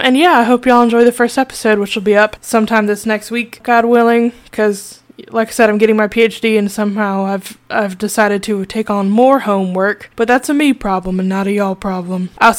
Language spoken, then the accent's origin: English; Maryland, United States; moved away as an adult; also born or lived in Mississippi; now in Boston, United States; I am originally from Maryland, cards on the table, don't have full Mississippian status, but I lived in Mississippi from 2011 to 2018. I recently moved up, as I mentioned.